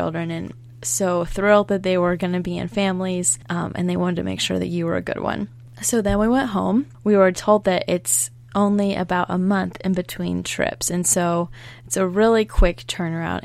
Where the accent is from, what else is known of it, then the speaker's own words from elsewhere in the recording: Baltimore, Maryland, United States; we're from Baltimore, Maryland